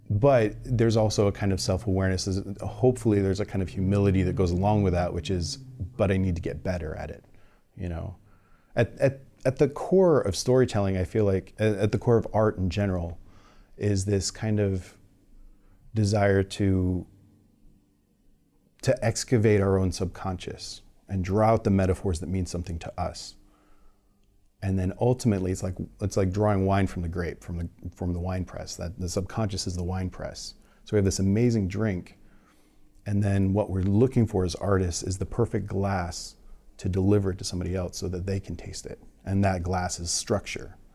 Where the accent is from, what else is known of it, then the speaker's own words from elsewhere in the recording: California, United States; No, I'm from, like I'm from the Bay Area.